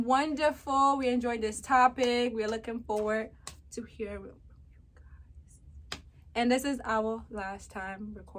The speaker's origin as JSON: {"language": "English", "country": "Ghana", "said": "my fellow Ghanaians, African girls"}